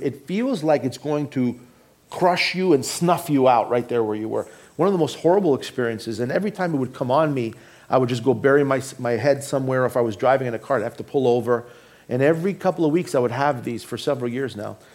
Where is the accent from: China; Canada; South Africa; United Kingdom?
Canada; Toronto, Ontario; moved away; also born or lived in Boston; I grew up in Toronto, Canada.